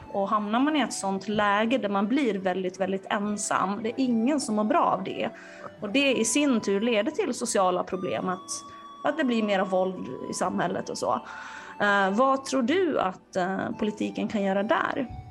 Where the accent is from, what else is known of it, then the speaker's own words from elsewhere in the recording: Finland; now in Sweden; jag är från Finland